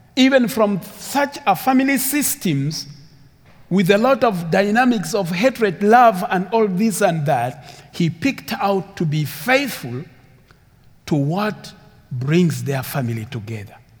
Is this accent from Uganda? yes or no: yes; Uganda; English is a second language; also born or lived in Sudan; My background is Sudanese, but I grew up in Uganda